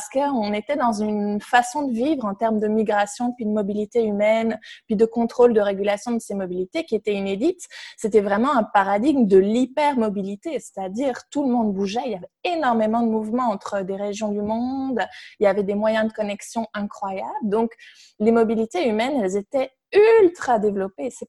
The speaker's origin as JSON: {"language": "French", "country": "Belgium", "also_born_or_lived": "Canada", "moved": "as an adult", "said": "Puis moi, je suis belge, donc j'ai beaucoup travaillé sur la Belgique."}